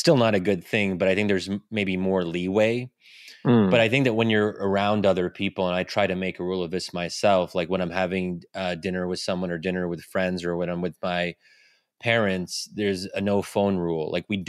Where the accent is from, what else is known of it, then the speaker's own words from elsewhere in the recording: United States; as an American who is, you know, somewhat ambitious